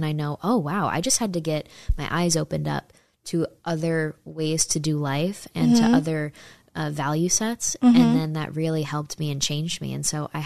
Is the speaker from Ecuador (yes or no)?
no; East Coast, United States; also born or lived in Texas; now in Phoenix, United States; I'm from the East Coast.